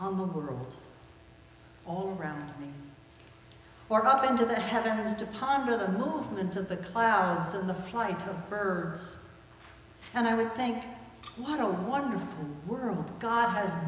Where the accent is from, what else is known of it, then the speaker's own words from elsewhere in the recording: New Jersey, United States; When I was a child growing up in New Jersey